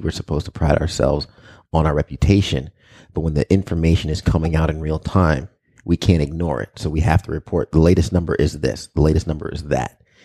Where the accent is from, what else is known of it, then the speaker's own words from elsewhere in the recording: Long Island, New York, United States; also born or lived in Albany, New York; I grew up in Long Island